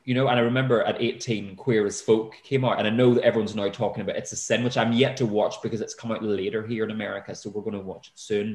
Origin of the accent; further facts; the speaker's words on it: Northern Ireland, United Kingdom; moved away as an adult; now in United States; I grew up in Northern Ireland in the 80s